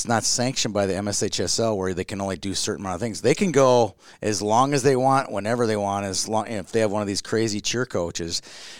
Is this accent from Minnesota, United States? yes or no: yes; Burnsville, Minnesota, United States; Where we grew up in Burnsville, or my brother's older brothers grew up in Burnsville. I was pretty young